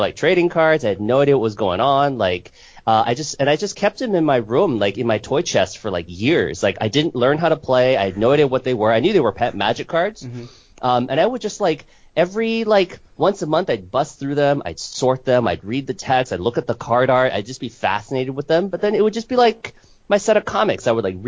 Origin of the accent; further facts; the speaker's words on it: Seattle, Washington, United States; I'm from Seattle, Washington